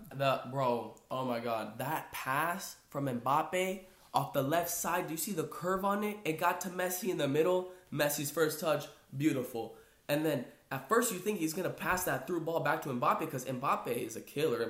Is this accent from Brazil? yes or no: yes; Brazil; I am Brazilian, right? I'm from Brazil.